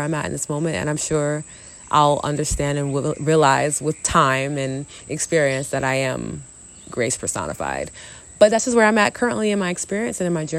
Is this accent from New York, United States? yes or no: yes; New York City, New York, United States; also born or lived in Long Island, New York; I'm a New York City chick. I was born in the Bronx, grew up in Queens and Long Island and Harlem.